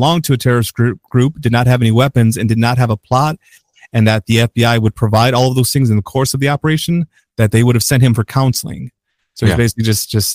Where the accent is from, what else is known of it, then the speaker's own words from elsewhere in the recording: Chicago, Illinois, United States; We're from Chicago